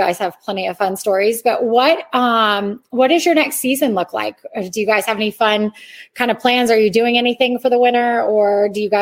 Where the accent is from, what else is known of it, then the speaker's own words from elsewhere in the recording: Ontario, Canada; moved away; I'm from Canada, so I was in Ontario